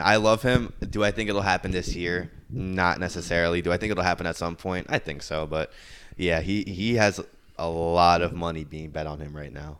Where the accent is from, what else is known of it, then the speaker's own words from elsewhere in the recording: New York, United States; as a New Yorker